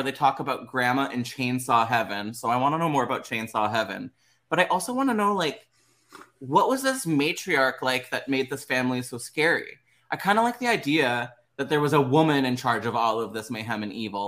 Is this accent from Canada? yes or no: yes; Canada; as a Canadian